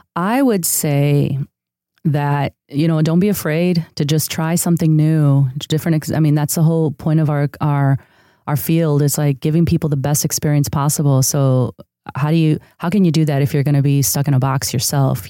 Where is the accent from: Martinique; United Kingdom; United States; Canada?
United States; a city outside of Chicago, Illinois; first language Spanish; English is a second language; moved away as an adult; also born or lived in San Diego, California; now in Los Angeles, United States; I grew up in a city outside of Chicago that was a huge, uh, neighborhood of immigrants from Mexico. Uh, so s, Spanish was actually my first language